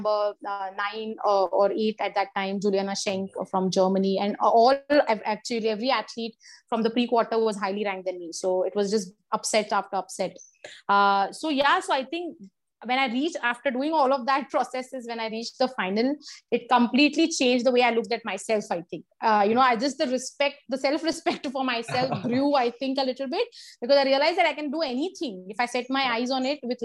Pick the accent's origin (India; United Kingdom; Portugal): India; I went alone as a Indian woman singles player from India